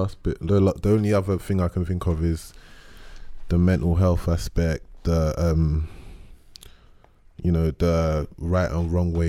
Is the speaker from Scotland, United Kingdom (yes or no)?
no; London, United Kingdom; where I grew up, you know, we're all from South London here.